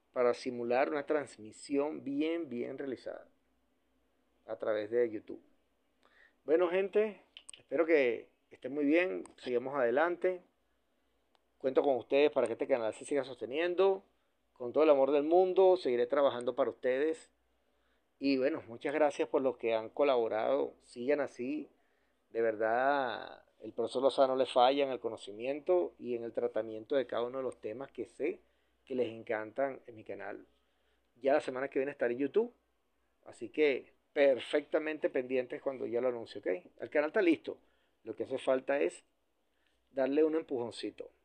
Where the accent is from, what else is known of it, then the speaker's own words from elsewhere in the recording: Venezuela; Yo seguiré en Venezuela, en mi centro de operaciones, aquí seguiré en mi país trabajando